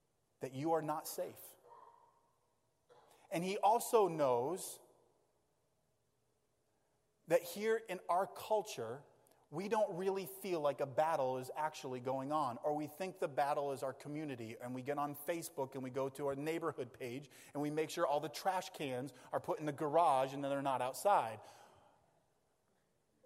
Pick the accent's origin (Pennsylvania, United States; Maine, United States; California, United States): Maine, United States; we grew up in Maine. So we grew up in the great outdoors